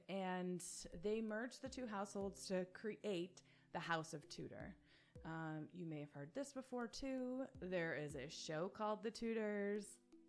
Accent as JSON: {"language": "English", "country": "United States", "said": "Being an American"}